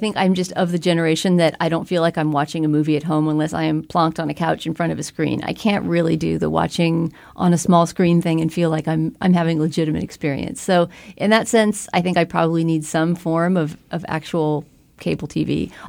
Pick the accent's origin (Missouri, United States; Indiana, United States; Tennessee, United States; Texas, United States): Texas, United States; And I was interested to talk about that just because I'm from Texas and have never had a Texas accent.